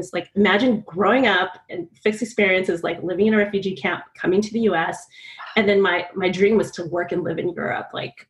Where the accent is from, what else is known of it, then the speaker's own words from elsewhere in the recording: California, United States; moved away as an adult; I'm from California